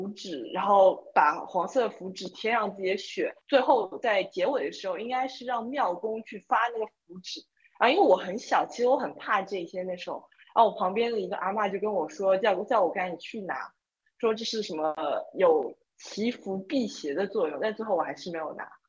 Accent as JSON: {"language": "Chinese", "country": "Taiwan", "moved": "yes", "said": "我小时候在台湾"}